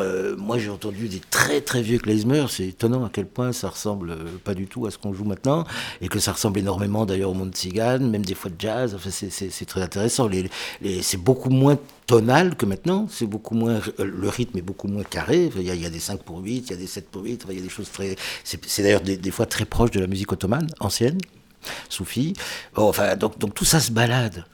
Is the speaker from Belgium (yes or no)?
no; France; Je suis français